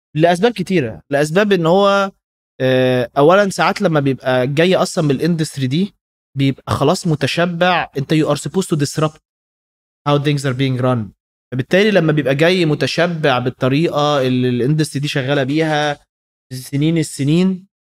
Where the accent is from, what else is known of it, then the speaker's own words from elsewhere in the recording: Egypt; عندنا في مصر